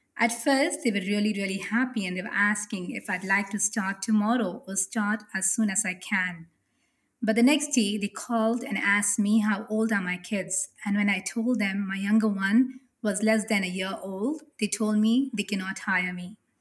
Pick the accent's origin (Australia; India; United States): India; Mumbai, Maharashtra; I come from Mumbai, a city which is a very cosmopolitan city in India